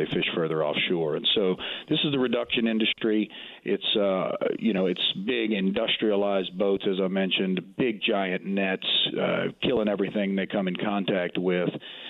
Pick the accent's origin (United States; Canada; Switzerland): United States; New Orleans, Louisiana; I'm from Louisiana. I love Louisiana. I was born and raised right there in New Orleans.